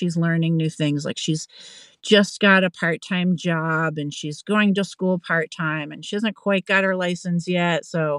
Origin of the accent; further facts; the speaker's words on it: Pennsylvania, United States; also born or lived in Massachusetts / North Carolina; now in Vermont, United States; But yeah, I'm not originally from Vermont. I'm originally from Pennsylvania, and I moved around a bunch growing up and landed here in Vermont when I was in my 20s and just kind of stuck around.